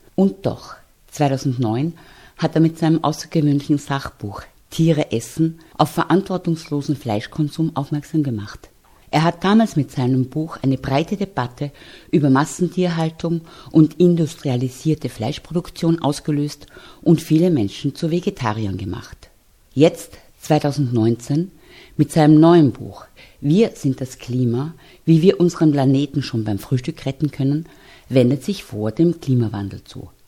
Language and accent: German; Austria; Wir hier in Österreich